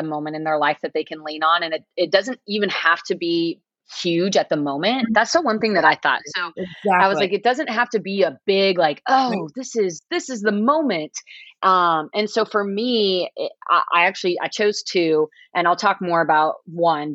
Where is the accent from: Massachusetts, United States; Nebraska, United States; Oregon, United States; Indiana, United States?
Nebraska, United States; I'm from Nebraska. We work in the cornfields very early on